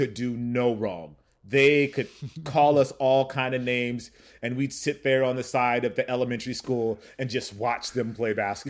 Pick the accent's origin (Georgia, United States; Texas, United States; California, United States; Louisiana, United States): California, United States; Pacoima; So I was born and raised in technically in Pacoima, California, which is in the Valley.